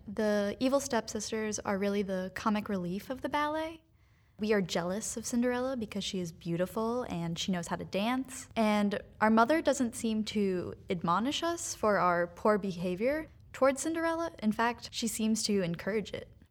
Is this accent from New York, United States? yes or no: yes; New York, United States; also born or lived in North Carolina; now in Fort Wayne, United States; I'm from New York